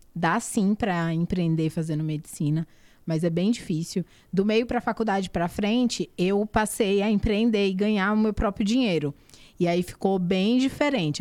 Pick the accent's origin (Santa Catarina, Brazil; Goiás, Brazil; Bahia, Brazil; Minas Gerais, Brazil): Bahia, Brazil; Barreiras; moved away as an adult; also born or lived in Salvador / Alagoas; now in São Paulo, Brazil; eu sou baiana, né? Eu nasci e fui criada no interior da Bahia, na cidade chamada Barreiras.